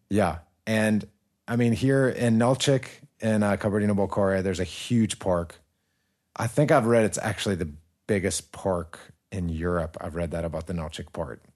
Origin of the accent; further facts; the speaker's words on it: United States; moved away; growing up in America